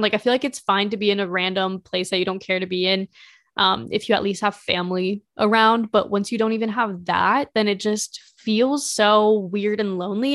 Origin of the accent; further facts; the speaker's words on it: Carmel, Indiana, United States; also born or lived in Spain / Mexico; we moved to a different house in Carmel, Indiana, and then that's where we stayed for the following thirteen years